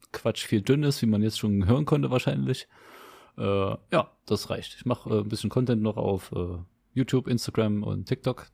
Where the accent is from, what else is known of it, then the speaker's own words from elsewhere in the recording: Leipzig, Saxony, Germany; Südvorstadt war das, ja, genau Südvorstadt. Und da war ich, äh, boah, ich weiß nicht, bis ich so zwölf war